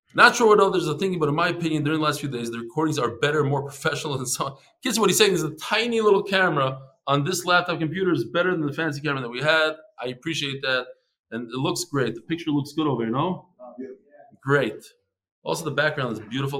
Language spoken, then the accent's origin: English; Chicago, Illinois, United States; I'm from Chicago